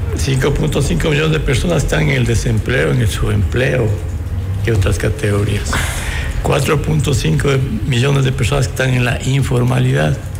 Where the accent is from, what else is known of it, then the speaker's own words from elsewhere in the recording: Ecuador; estamos como ecuatorianos sin libertades